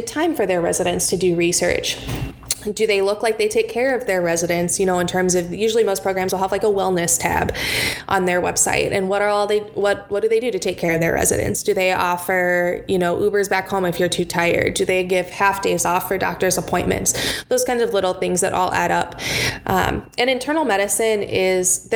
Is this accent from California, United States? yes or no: yes; Los Angeles, California, United States; now in Michigan, United States; I'm from the Los Angeles area